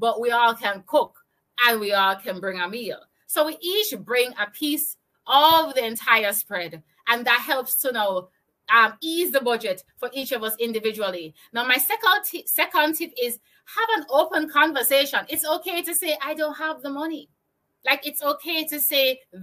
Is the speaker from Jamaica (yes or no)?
yes; Jamaica; I'm from Jamaica. I live in Kingston, Jamaica